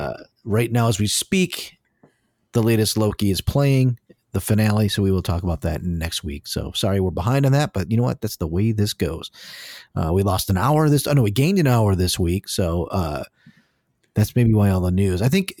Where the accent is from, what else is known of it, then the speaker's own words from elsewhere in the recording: Detroit, Michigan, United States; Nobody from Detroit says Detroit. We're from Detroit.